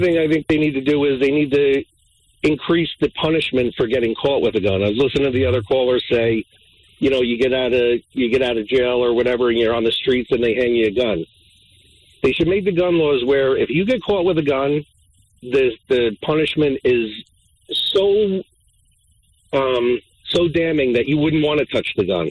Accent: New Jersey, United States; I'm from New Jersey

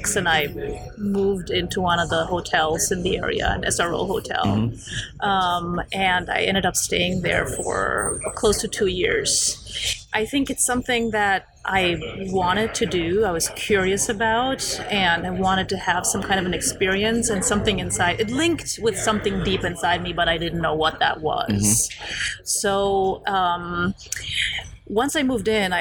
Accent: Germany; also born or lived in Poland; now in Los Angeles, United States; I was born in Poland. I left for Germany with my parents when I was a child. So basically, we fled Poland when I was five.

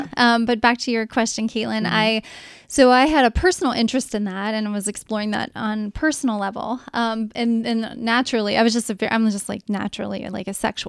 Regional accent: Cincinnati, Ohio, United States; I'm conservative, I'm from Cincinnati west side

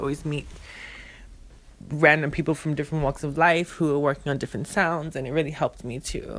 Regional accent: New York City, New York, United States; growing up in Sunset Park in Brooklyn

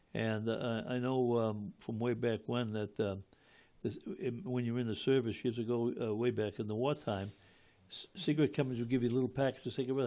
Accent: Malden, Massachusetts, United States; I grew up in Ward Seven as well

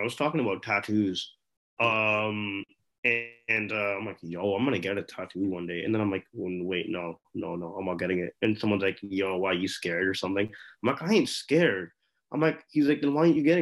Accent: India; moved away; I was actually born there

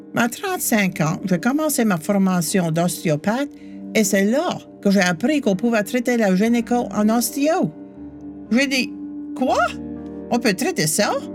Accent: New Brunswick, Canada; j'ai grandi au Nouveau-Brunswick

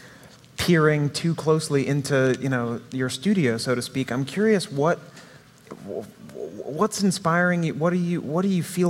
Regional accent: near Salem, Massachusetts, United States; I grew up near Salem

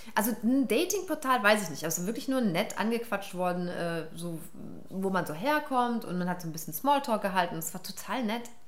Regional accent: Karlsruhe, Baden-Württemberg, Germany; meine Mutter ist Irin, mein Vater ist Pakistani, die haben sich in Hamburg kennengelernt und mich in Karlsruhe produziert

